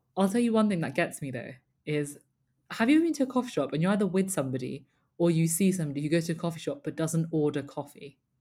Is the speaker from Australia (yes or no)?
no; United Kingdom; we're British